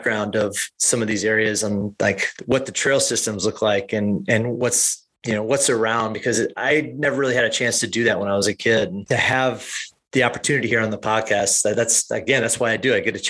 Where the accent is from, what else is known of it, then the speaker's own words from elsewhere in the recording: Peoria, Illinois, United States; I grew up in the Midwest, and as most Midwest families do, we Peoria, Illinois area families